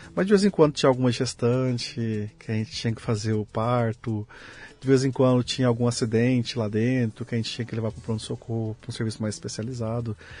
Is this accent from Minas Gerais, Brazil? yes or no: no; Leme, São Paulo, Brazil; moved away as an adult; also born or lived in Uberlândia / Malta; Eu nasci aqui no interior de São Paulo. Eu que sou lugar? lemense, de Leme.